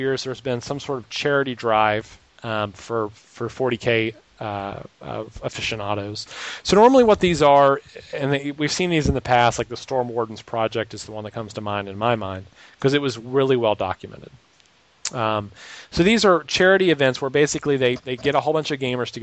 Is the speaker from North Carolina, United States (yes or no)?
yes; Raleigh, North Carolina, United States; Raleigh, North Carolina, which is my hometown where I live